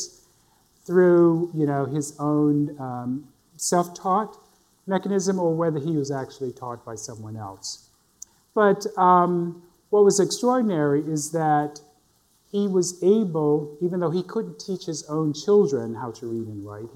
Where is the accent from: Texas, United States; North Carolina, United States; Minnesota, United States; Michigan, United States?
North Carolina, United States; Northampton County; I was born in Northampton County in this very, very small town of Potokasi. And I went to elementary school there. I went to high school in the neighboring town of Rich Square